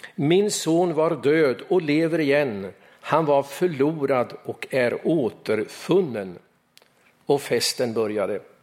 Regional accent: Östergötland, Sweden; moved away; Jag minns min kompis Hans i granngården hemma på Östgötaslätten

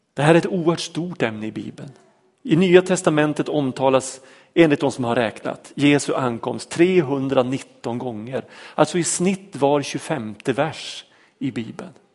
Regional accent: Vormsele, Västerbotten County, Sweden; När jag växte upp, eh, uppe i Vormsele, en liten by mellan Lycksele och Sorsele i Lappland

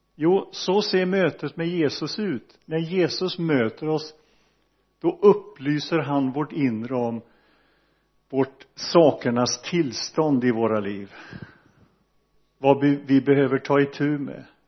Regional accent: Donsö, Västra Götaland, Sweden; jag växte upp i Donsö missionsförsamling

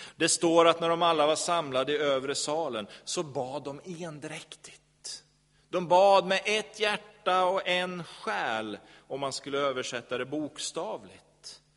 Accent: Sweden; vi som är svenskar

